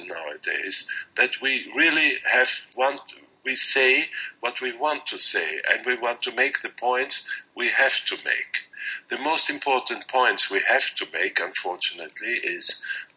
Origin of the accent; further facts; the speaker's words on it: Austria; I'm a neurologist from Austria